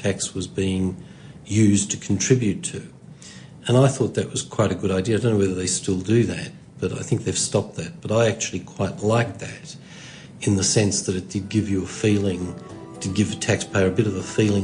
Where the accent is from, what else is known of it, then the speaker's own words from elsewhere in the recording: Sydney, New South Wales, Australia; first language Hungarian; English is a second language; I was born here